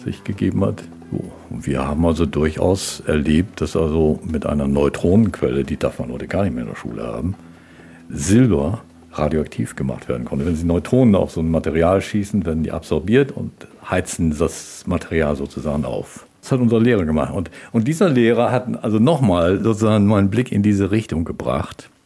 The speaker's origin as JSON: {"language": "German", "country": "Germany", "tie": "born or raised there", "said": "Ich bin am Mittellandkanal groß geworden"}